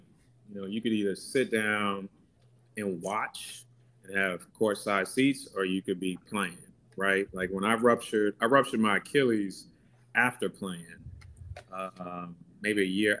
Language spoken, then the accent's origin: English; Nigeria; So I'm Nigerian and they have a saying that it's Niger no de carry less. And that means Nigerians strive for excellence.